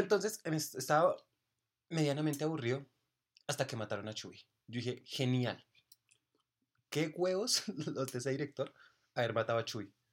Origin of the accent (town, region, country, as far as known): Colombia